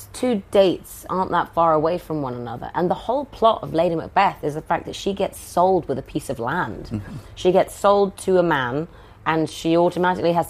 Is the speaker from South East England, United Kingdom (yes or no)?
yes; Oxford, South East England, United Kingdom; I grew up in Oxford, and I'm one of four